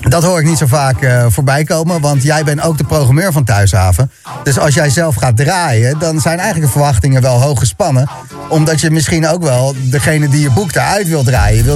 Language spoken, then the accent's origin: Dutch; The Hague, South Holland, Netherlands; ik ben zelf een Hagenees.